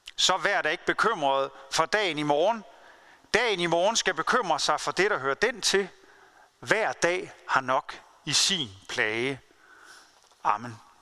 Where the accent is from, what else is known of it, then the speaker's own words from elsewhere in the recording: Denmark; jeg og du som danskere